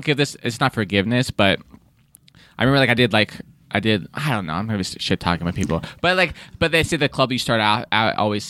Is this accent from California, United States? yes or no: yes; San Diego, California, United States; also born or lived in Del Mar; I grew up in San Diego.